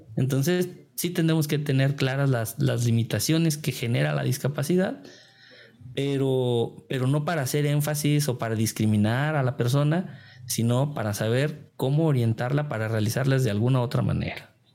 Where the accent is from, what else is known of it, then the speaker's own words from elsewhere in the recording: Tequila, Jalisco, Mexico; trabajé pues en, mi pueblo, allá en Tequila, Jalisco